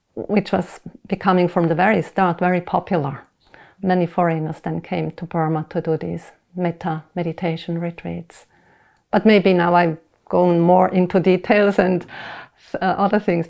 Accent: Switzerland; I was born in Switzerland, went to school there, and I, uh, I was raised up Protestant

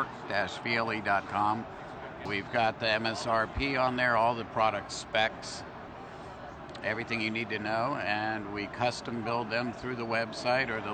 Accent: Birmingham, Alabama, United States; we're both from Birmingham, Alabama.

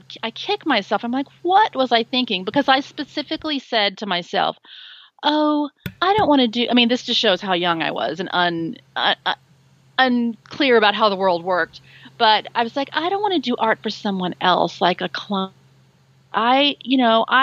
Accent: Dallas, Texas, United States; I grew up in Dallas, Texas, which is actually where I still am.

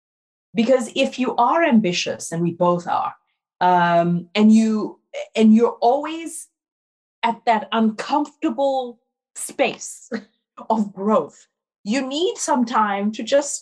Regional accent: Ghana; born there; moved away; also born or lived in Brazil / France; Like, I was born in Ghana, I lived in Brazil, I went to university in France. I can travel.

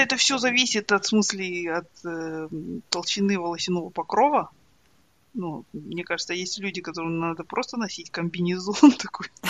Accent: Ridder, East Kazakhstan Region, Kazakhstan; moved away as an adult; also born or lived in Astana, Kazakhstan; now in Dublin, Ireland; я же выросла в Ридере

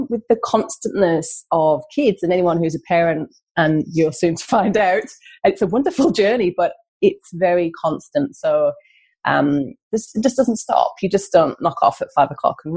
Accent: North East England, United Kingdom; now in Australia; as you can tell from my accent, I'm not Australian. I've come from the northeast of England

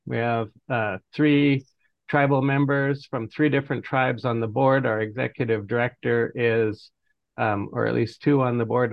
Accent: Fort Peck Reservation, northeastern Montana, United States; now in Boise, United States; I come from the Fort Peck, Assiniboine and Sioux Reservation of northeastern Montana.

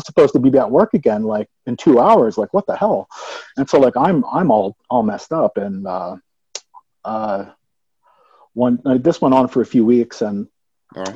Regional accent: Atlantic City, New Jersey, United States; moved away as an adult; now in Colorado, United States; I was born and raised in Atlantic City, New Jersey

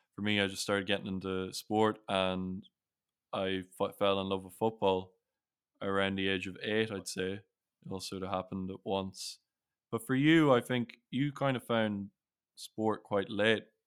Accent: Sligo, Connacht, Ireland; also born or lived in Newcastle; we moved to Sligo in 2001 from Newcastle

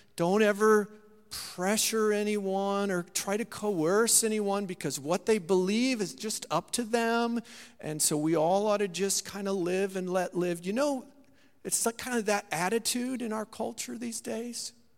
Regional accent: Saint Marys, United States; my hometown there in Saint Mary's

